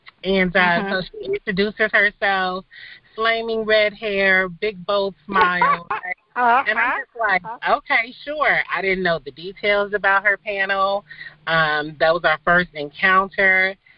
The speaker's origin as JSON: {"language": "English", "region": "Midwest", "country": "United States", "said": "we're from the Midwest. And as you know, there's just a certain type of connection for folks that are from the Midwest. We just have a down-home type of personality"}